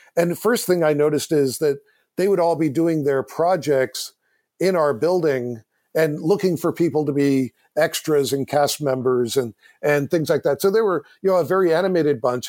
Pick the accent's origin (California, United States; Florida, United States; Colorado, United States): California, United States; Silicon Valley; I grew up in Silicon Valley.